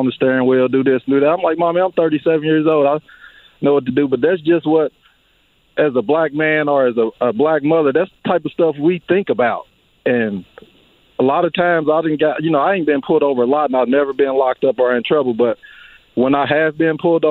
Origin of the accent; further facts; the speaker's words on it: Indianapolis, Indiana, United States; We grew up on Warman together on the same street